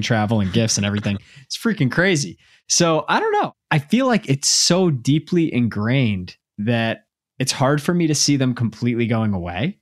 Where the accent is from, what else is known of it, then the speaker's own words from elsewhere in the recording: Dallas, Texas, United States; now in Massachusetts, United States; I grew up in Dallas